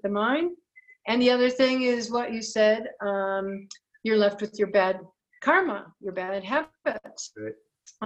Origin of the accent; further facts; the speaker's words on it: Detroit, Michigan, United States; now in Guatemala; I live in Guatemala, but I'm originally from Detroit